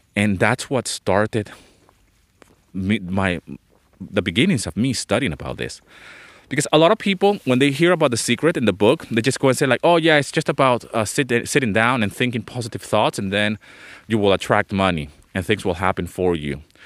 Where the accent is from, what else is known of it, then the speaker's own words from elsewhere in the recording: Venezuela; moved away as an adult; also born or lived in London, England; I was born in London, England. Okay, but I grew up in Venezuela